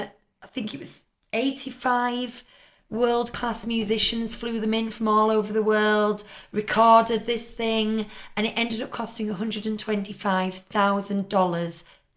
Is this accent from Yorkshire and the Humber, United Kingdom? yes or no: yes; Yorkshire and the Humber, United Kingdom; As a Yorkshire woman who like counts every penny